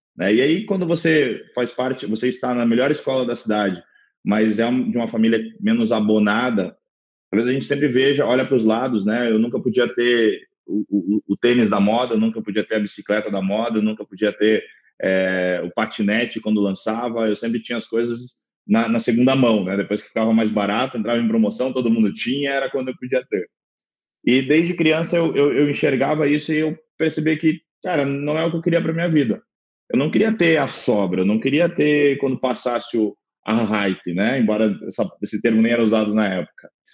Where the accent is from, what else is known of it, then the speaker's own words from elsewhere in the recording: Balneário Camboriú, Santa Catarina, Brazil; sou natural de Balneário Camboriú, Santa Catarina